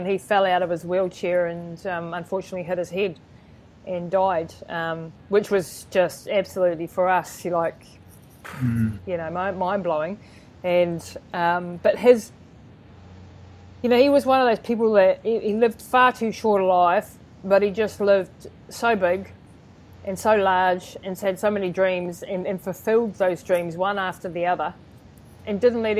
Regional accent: New Zealand; born there; Yeah, but I was born in New Zealand, and I was born in a day where there was technology available to help me

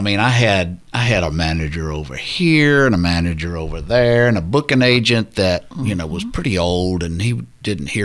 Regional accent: Spartanburg, South Carolina, United States; moved away as an adult; also born or lived in Nashville; We grew up in South Carolina

